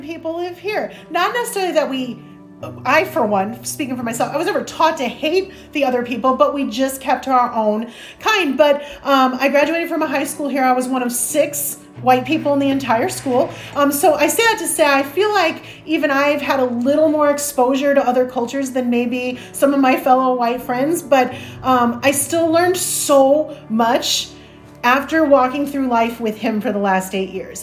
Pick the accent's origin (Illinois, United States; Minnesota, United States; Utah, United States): Illinois, United States; Chicago; I grew up in Chicago